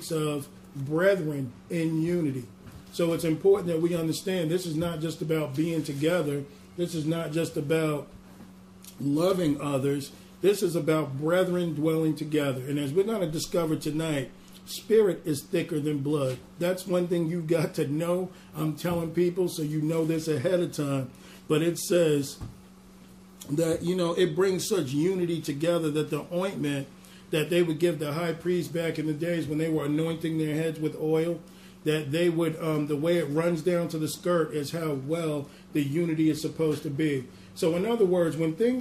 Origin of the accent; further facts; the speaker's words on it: New York, United States; accent: New York; my New York accent